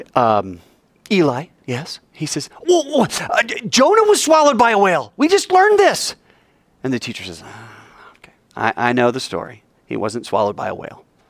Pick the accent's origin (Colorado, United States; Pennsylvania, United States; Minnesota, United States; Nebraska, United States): Colorado, United States; Fort Collins; moved away; There's no room in my hometown. It'd be like me going back to Fort Collins